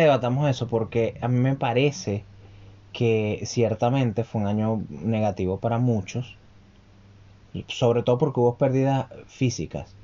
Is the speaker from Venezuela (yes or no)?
yes; Venezuela; now in Santiago, Chile; nosotros como venezolanos